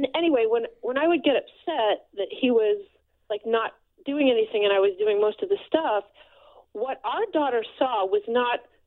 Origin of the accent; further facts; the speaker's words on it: New Jersey, United States; I'm from New Jersey